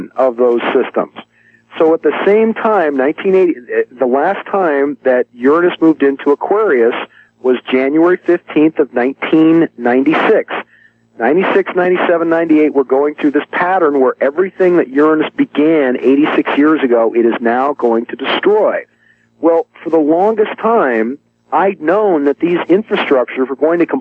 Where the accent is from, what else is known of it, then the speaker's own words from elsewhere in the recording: San Francisco, California, United States; I grew up in San Francisco